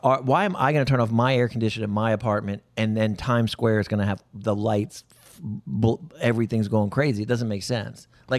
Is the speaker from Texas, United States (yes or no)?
yes; Texas, United States; moved away; Because I grew up in Texas.